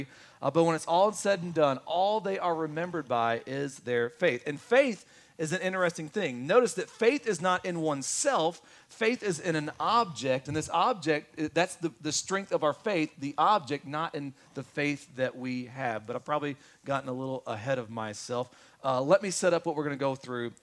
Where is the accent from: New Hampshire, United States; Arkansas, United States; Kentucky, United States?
Kentucky, United States; I'm from Kentucky